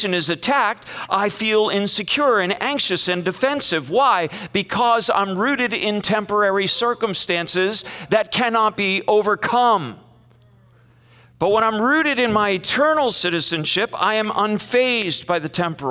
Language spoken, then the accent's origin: English; United States; it betrayed us as American Christians